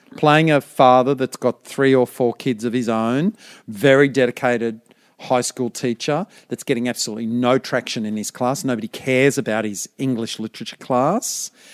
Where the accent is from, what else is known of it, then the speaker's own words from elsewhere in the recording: Brisbane, Queensland, Australia; I'm from Brisbane